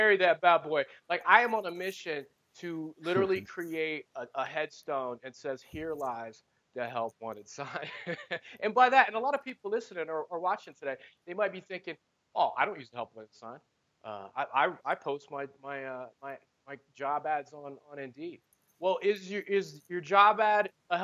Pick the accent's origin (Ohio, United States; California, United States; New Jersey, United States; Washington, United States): Ohio, United States; now in Arizona, United States; I'm in Arizona now, but in Ohio